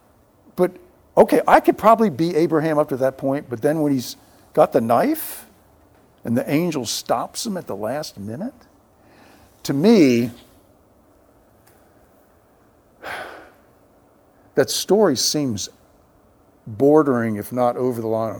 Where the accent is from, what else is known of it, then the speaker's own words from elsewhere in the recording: Bethesda, Maryland, United States; now in San Antonio, United States; pastor of Fourth Pres in my hometown, Bethesda, Maryland